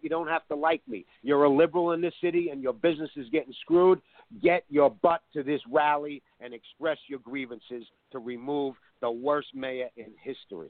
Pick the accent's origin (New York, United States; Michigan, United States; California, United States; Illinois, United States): New York, United States; I'm a New Yorker and an artist.